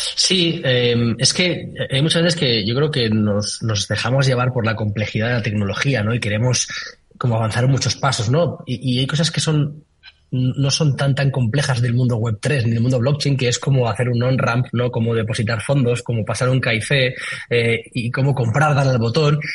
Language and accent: Spanish; Valencia, Valencian Community, Spain; yo soy de Valencia